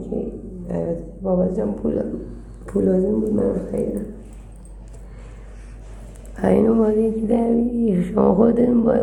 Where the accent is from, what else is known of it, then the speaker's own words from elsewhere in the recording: Tehran, Tehran Province, Iran; خودم تهران